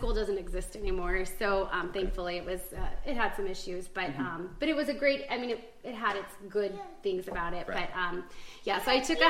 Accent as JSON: {"language": "English", "town": "Eagle River", "region": "Alaska", "country": "United States", "tie": "born or raised there", "also_born_or_lived": "Belleville, Illinois", "said": "I wasn't born in Alaska, but I came here when I was 2. So okay. I've been raised here."}